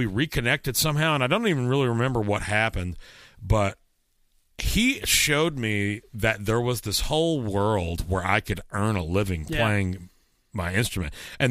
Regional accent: Garland, Texas, United States; moved away as an adult; I'm from the Dallas area, Garland, Texas specifically.

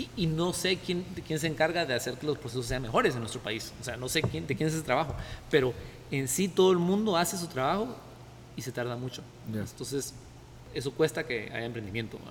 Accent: Guatemala; also born or lived in United States; como guatemalteco

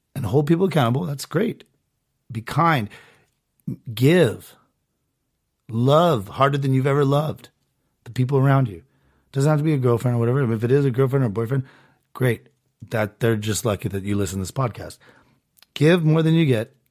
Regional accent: Southern California, United States; I was born in Southern California to two parents that actually are together still

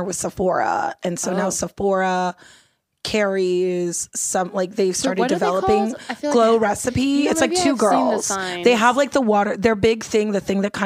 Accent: Los Angeles, California, United States; I grew up in Los Angeles, California. Okay. So I grew up here in LA, I grew up in Mount Washington and Eagle Rock

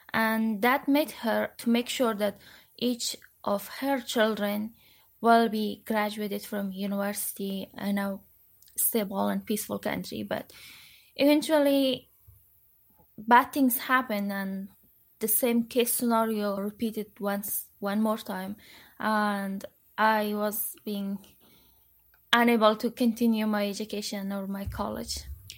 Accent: Kabul, Afghanistan; moved away as an adult; also born or lived in Parwan / Madagascar; I was born in Kabul, but I originally am from Parwan, province of Afghanistan, and I grew up in Kabul, but I was visiting Parwan eventually once or twice a year, but mostly I spent my life in Kabul.

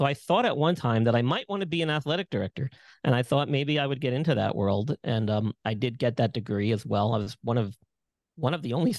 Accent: Long Island, New York, United States; Yeah, so I grew up in Long Island, New York, where I'm originally from.

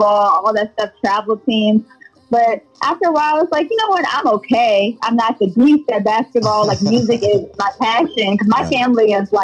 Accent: Virginia, United States; I'm from Virginia

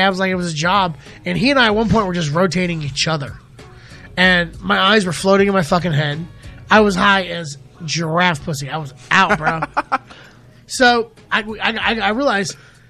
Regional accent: Keystone Heights, Florida, United States; also born or lived in Gainesville, Florida; Born and raised. Keystone Heights, Florida is where I grew up

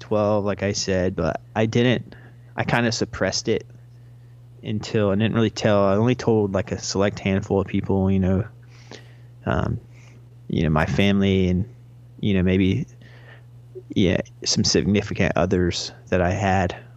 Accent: North Carolina, United States; now in Brooklyn, United States; I live in Brooklyn, New York, but I am originally from North Carolina.

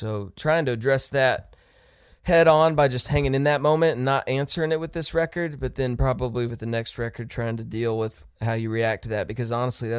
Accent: Ohio, United States; also born or lived in Texas / Kansas; I was born in Texas, grew up in Ohio, and then we moved to Kansas when I was in middle school. So I call that home because that's high school and college.

